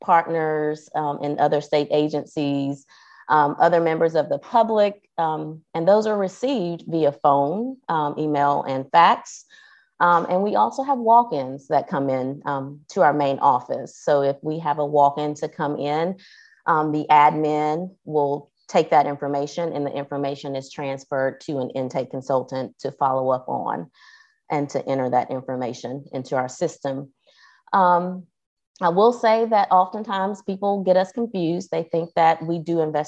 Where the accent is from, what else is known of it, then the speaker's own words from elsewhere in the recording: Athens, Georgia, United States; I live in Athens, Georgia